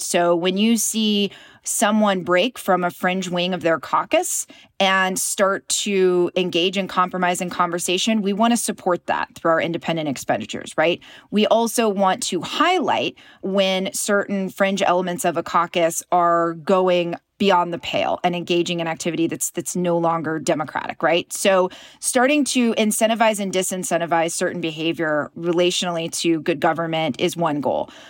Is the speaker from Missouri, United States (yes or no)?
no; Knoxville, Tennessee, United States; I was raised in a pretty conservative environment. I'm from East Tennessee. I'm from Knoxville.